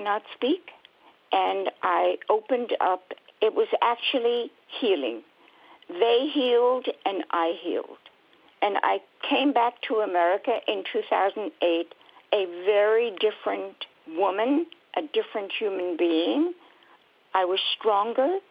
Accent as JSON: {"language": "English", "town": "Antwerp", "region": "Flanders", "country": "Belgium", "tie": "born or raised there", "also_born_or_lived": "Germany", "moved": "yes", "lives_now": "United States", "said": "I was born in Antwerp"}